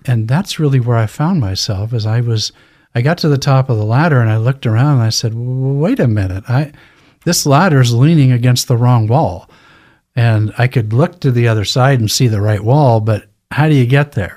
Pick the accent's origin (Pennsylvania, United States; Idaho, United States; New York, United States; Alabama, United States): Idaho, United States; Lewiston; I was born and raised in Lewiston, Idaho, graduated from Lewiston High School